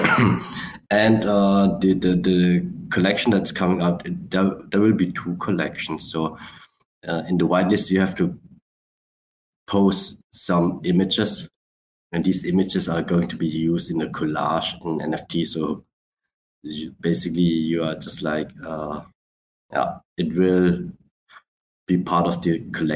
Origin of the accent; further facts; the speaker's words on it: Black Forest, Baden-Württemberg, Germany; also born or lived in Switzerland / Vietnam (ancestry); My origins are Vietnamese, but I live in Germany. Has been living for a long, long while in Switzerland and doing business in Europe and Sweden and all over the places. And yeah, but Germany, Black Forest, that's my hometown